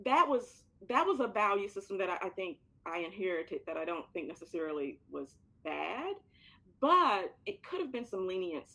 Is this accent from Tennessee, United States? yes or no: no; Florence, Alabama, United States; moved away; I came from an environment, a small Alabama town. And I have to say this, I love my Alabama town, Florence, Alabama